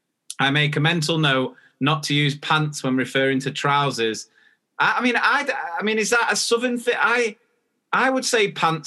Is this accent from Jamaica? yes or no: no; Australia; now in England, United Kingdom; I'm an Australian living in England. In Australia, we call pants your knickers